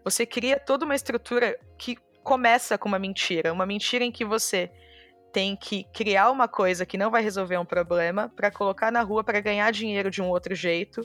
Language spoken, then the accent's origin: Portuguese; São Paulo, Brazil; eu nasci na Zona Leste de São Paulo